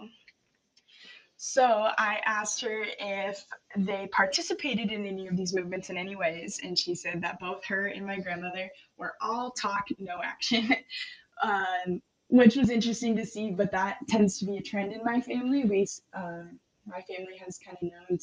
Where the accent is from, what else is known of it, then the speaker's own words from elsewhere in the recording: Bellingham, Washington, United States; I was also born and raised in Bellingham, and I have no intentions of leaving